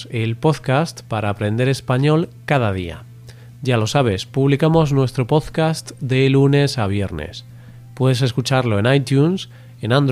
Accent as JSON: {"language": "Spanish", "region": "Galicia", "country": "Spain", "tie": "born there", "said": "Soy un gallego porque nací en Galicia, una región de España situada al noroeste."}